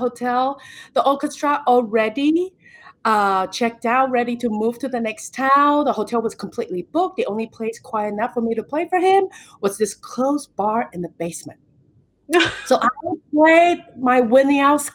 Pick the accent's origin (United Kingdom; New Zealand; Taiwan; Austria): Taiwan; now in United States; growing up in Taiwan